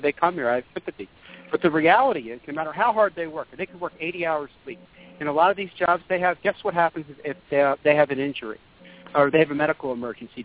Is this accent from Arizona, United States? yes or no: no; Philadelphia suburbs, Pennsylvania, United States; in high school 20 years ago, I'm from the Philadelphia suburbs